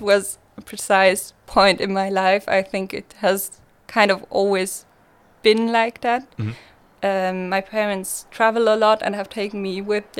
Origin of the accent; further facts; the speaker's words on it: Switzerland; accent: Swiss; English is a second language; everyone was like, where are you from here? It sounds so... Swiss and people always could tell and I also had people telling me if you speak Swiss I understand you and I'm like I'm speaking German to you.